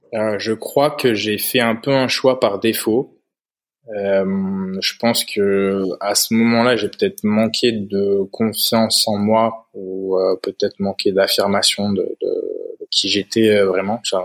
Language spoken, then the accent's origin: French; Haute-Loire, Auvergne-Rhône-Alpes, France; now in Spain; j'ai grandi en, Haute-Loire, dans le centre de, la France, dans la région d'Auvergne